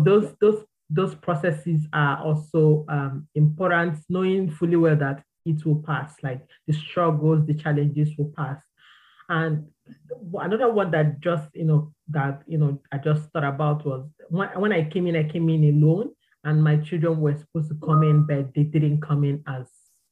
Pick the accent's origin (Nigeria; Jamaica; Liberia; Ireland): Nigeria; moved away as an adult; back home I'm from Nigeria. Back home, I had a stable and clear career path